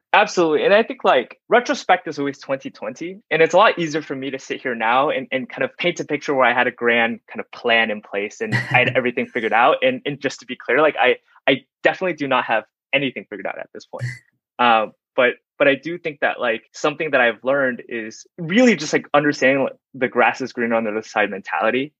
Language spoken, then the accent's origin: English; Dallas, Texas, United States; I grew up in Dallas, Texas